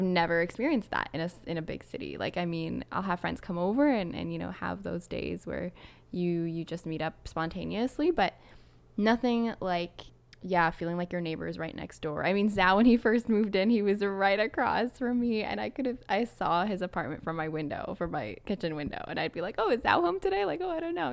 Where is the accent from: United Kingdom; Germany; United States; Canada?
Canada; Toronto, Ontario; moved away as an adult; now in Quebec, Canada; I'm from Toronto s, originally